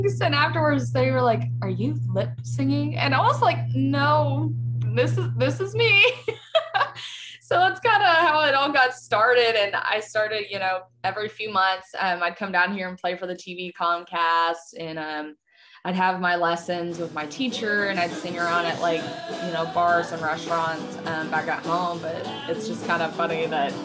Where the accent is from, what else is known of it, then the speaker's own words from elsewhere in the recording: Lexington, Kentucky, United States; moved away as an adult; I had so much hometown support in Lexington.